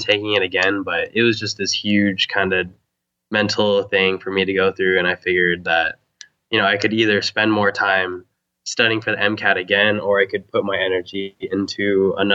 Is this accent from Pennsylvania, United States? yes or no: no; Huntington Beach, California, United States; I'm from Huntington Beach, actually. Okay. Orange County